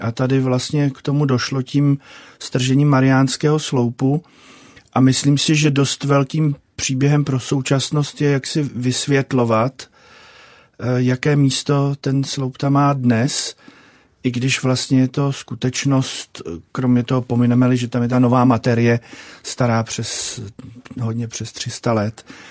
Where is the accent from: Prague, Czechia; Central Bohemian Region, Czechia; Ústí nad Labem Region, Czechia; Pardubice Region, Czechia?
Prague, Czechia; já jsem se narodil v Praze